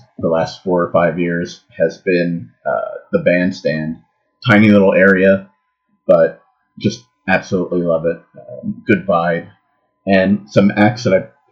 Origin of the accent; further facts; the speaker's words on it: Philadelphia, Pennsylvania, United States; now in Phoenix, United States; I'm originally from Philadelphia, Pennsylvania, but currently live in Phoenix, Arizona